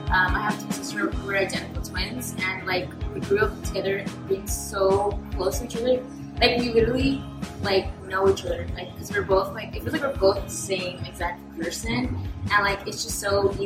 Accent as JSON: {"language": "English", "town": "Merced", "region": "California", "country": "United States", "said": "I'm from Merced, California."}